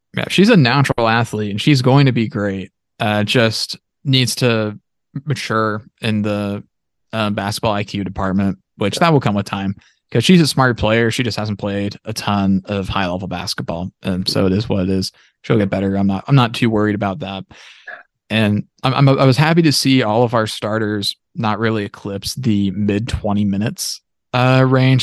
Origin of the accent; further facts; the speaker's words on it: Pittsburg, United States; I'm from Pittsburgh